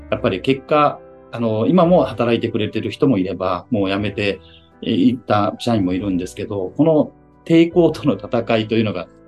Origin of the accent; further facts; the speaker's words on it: Hyogo, Japan; moved away as an adult; also born or lived in Kobe / Yokohama; 私、兵庫県出身なんですけども、阪神淡路大震災が一番のきっかけでして